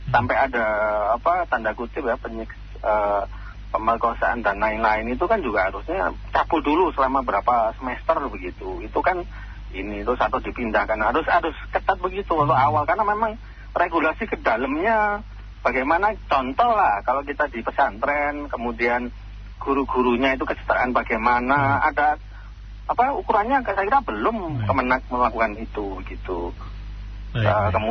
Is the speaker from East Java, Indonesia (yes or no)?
no; Palembang, South Sumatra, Indonesia; Kami orang Palembang nggak setuju Pak. Ya, saya orang Palembang, terima kasih.